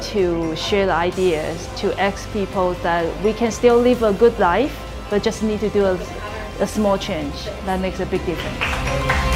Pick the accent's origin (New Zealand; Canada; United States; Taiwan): Taiwan; I'm actually from Taiwan